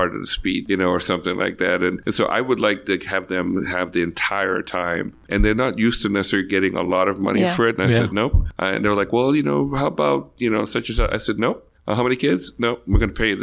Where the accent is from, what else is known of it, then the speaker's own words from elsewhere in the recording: Bahamas; moved away; also born or lived in Jamaica; growing up in the Bahamas Islands